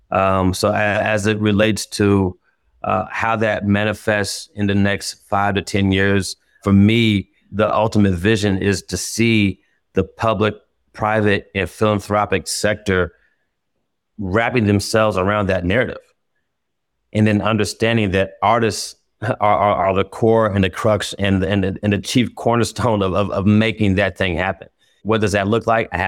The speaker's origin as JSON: {"language": "English", "town": "Indianapolis", "region": "Indiana", "country": "United States", "tie": "born or raised there", "said": "Uh, growing up, as I mean, in Indianapolis, man"}